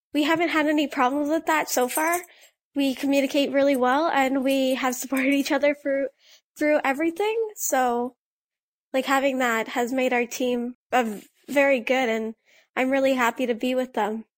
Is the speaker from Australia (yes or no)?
no; Blind River, Ontario, Canada; the curling club in my hometown of Blind River